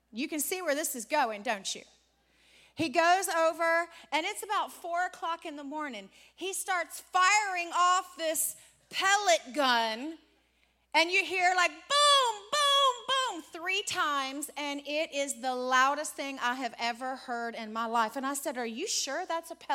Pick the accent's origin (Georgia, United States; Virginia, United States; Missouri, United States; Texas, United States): Virginia, United States; Richmond; moved away; We're from Richmond, Virginia. We grew up and were raised in Richmond, Virginia